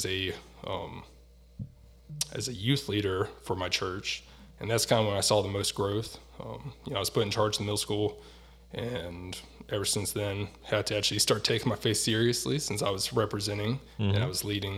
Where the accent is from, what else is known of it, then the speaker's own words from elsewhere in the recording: North Carolina, United States; moved away as an adult; also born or lived in Virginia; now in Newfoundland, Canada; I grew up in North Carolina, which, for those who don't know, is on the East Coast of the United States